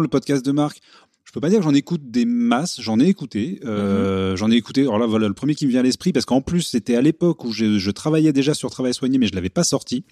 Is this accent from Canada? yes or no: no; Paris, Île-de-France, France; je suis parisien